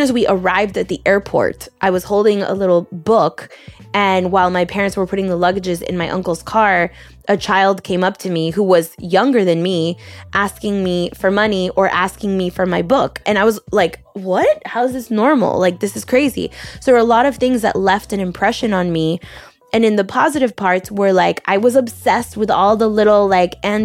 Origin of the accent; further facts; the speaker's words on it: Miami, Florida, United States; born and raised in the United States